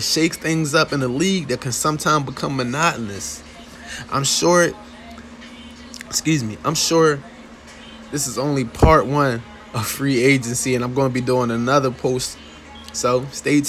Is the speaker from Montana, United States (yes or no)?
no; Philadelphia, Pennsylvania, United States; my hometown Sixers